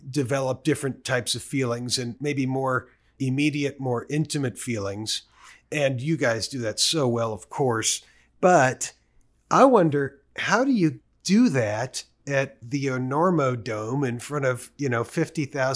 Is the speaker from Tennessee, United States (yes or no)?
no; Oakland, California, United States; I'm from Oakland, California